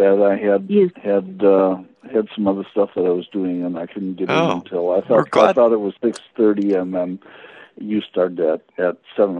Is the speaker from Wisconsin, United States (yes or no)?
yes; Kenosha, Wisconsin, United States; I grew up in Kenosha, which was a car union's t- town